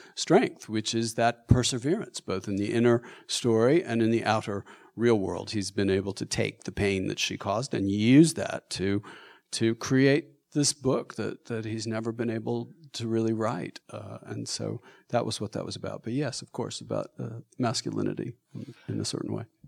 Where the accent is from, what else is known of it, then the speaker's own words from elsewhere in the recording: Austin, Texas, United States; I'm, I'm from Texas. I'm from Austin, and I grew up in Texas